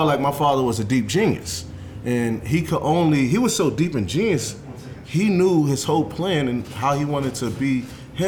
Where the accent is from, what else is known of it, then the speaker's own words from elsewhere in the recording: New York City, New York, United States; I was born in Brooklyn, 1989